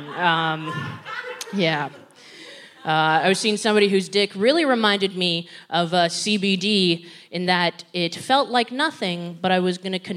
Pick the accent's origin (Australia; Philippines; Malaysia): Philippines; I think it should be blatantly obvious that I'm Filipino